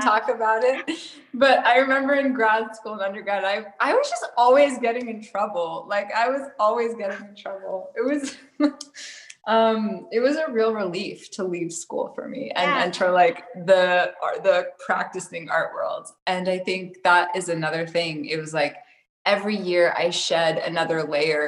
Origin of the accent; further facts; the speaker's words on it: Tennessee, United States; I grew up in Tennessee where there was zero art